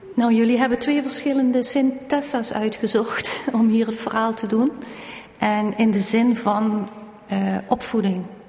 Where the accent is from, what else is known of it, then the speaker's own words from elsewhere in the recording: Valkenburg, Limburg, Netherlands; Wij woonden in Valkenburg en wij zijn geboren in Valkenburg